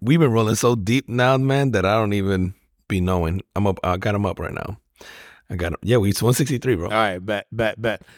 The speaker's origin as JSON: {"language": "English", "country": "United States", "said": "as an American"}